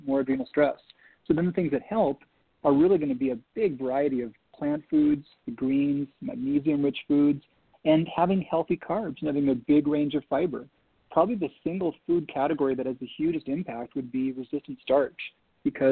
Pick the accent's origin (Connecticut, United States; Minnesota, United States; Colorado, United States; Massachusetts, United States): Minnesota, United States; growing up in Minnesota